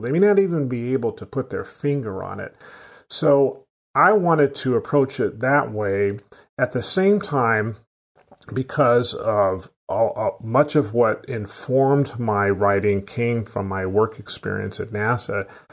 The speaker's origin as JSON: {"language": "English", "town": "Sacramento", "region": "California", "country": "United States", "tie": "born or raised there", "said": "I grew up in Sacramento, California"}